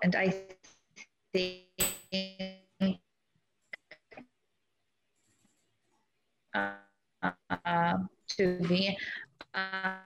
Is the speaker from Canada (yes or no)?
no; Belarus; moved away as an adult; now in San Diego, United States; I was born in Eastern Europe in a small impoverished Eastern European country. It's called Belarus